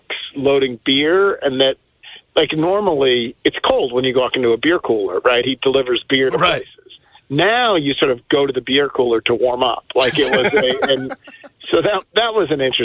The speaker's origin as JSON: {"language": "English", "town": "Buffalo", "region": "New York", "country": "United States", "tie": "born or raised there", "moved": "yes", "lives_now": "Memphis, United States", "said": "growing up in Buffalo"}